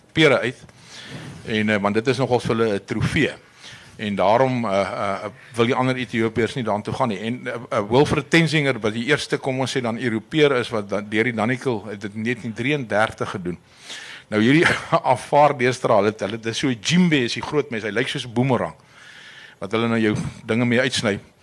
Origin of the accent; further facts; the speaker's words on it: South Africa; ons is die enigste Suid-Afrikaners